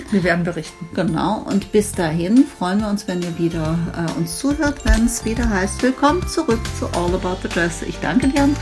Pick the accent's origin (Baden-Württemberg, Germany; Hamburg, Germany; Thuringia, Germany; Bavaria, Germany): Baden-Württemberg, Germany; Stuttgart; ich komme aus Stuttgart